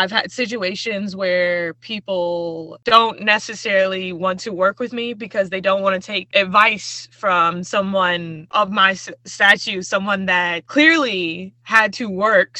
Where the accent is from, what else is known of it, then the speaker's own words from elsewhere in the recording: United States; as a young Black woman growing up in America